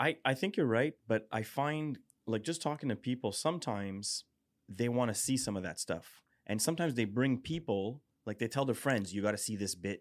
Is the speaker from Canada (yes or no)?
yes; Montreal, Quebec, Canada; I was born in Lachine.